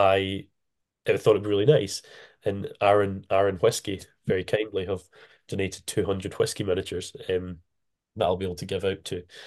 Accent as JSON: {"language": "English", "area": "Isle of Arran", "region": "Scotland", "country": "United Kingdom", "said": "I'm from the Isle of Arran, the one that's famous for whiskey and tourism, not jumpers."}